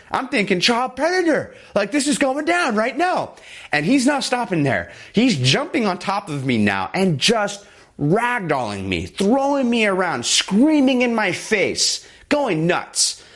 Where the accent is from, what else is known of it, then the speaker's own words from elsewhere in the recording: Southern California, United States; back in my hometown, Southern California